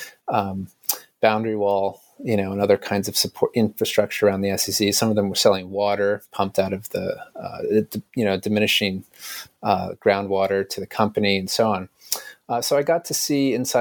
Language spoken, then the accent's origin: English; United States; being a foreigner and being American